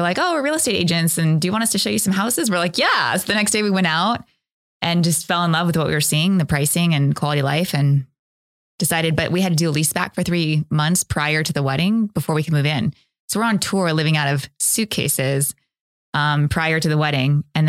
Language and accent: English; California, United States; moved away as an adult; now in Austin, United States; I grew up in California.